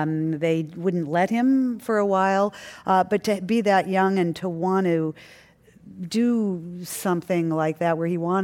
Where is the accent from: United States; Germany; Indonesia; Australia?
United States; suburb of Detroit, Michigan; we grew up in a pretty wealthy suburb of Detroit, but on a 10-acre farm called Thimble Farm